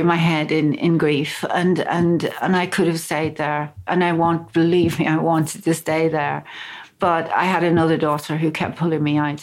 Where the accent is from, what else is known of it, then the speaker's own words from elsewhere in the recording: Belfast, Northern Ireland, United Kingdom; I grew up in Belfast